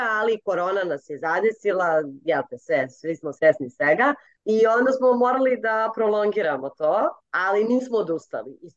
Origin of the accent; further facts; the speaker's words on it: Gornji Milanovac, Šumadija and Western Serbia, Serbia; ja sam iz Gornjeg Milanovca